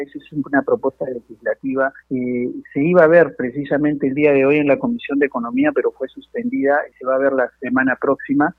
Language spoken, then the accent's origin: Spanish; Peru; A mí como peruano